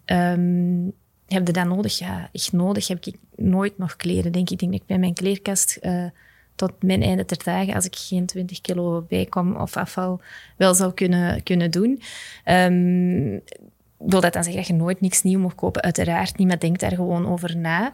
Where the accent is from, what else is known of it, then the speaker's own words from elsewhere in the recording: Belgium; als Belgen